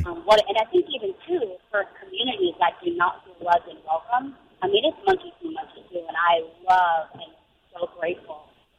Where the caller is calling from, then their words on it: Jacksonville, Florida, United States; Awesome. Jacksonville.